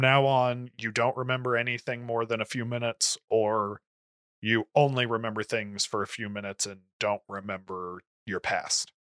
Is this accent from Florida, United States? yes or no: yes; Florida, United States; now in Indiana, United States; I'm from Florida